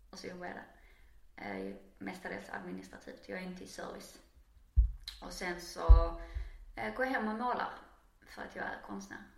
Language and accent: Swedish; Arild, Skåne, Sweden; also born or lived in Trelleborg / Höllviken / Canada; now in Malmö, Sweden; Jag är eh, uppvuxen eh, i splittrad familj. Så både i Arild, i Kullaberg och nere i Ringsand utanför Höllviken.